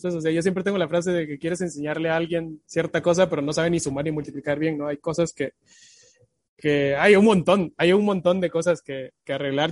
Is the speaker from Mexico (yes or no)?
no; Guatemala